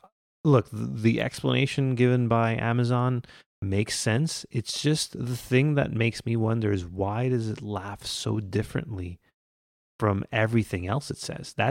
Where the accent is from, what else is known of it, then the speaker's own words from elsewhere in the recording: Quebec, Canada; Unlike us, who are not delightful Canadians. We're just we're from Quebec.